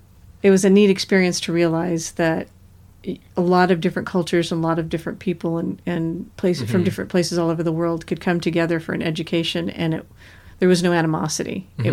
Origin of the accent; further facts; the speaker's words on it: California, United States; I grew up in California, mostly Northern California and Central California. So it was a very different feel than Southern California.